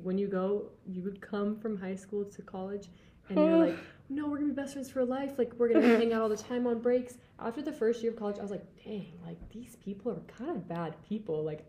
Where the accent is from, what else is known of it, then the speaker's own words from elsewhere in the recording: Chicago, Illinois, United States; Like I moved here from Chicago.